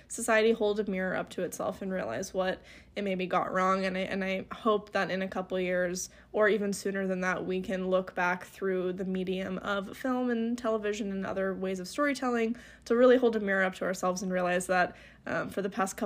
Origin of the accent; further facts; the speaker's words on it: United States; I would love to opt out of being American right now